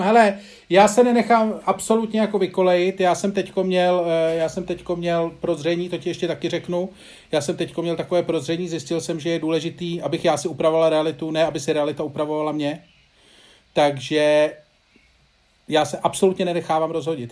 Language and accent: Czech; Czechia; kdo jako Češi jsme